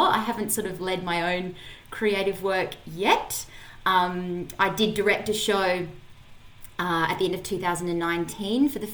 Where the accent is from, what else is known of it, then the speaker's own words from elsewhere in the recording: Adelaide, South Australia, Australia; I grew up in Adelaide. I'm from Adelaide.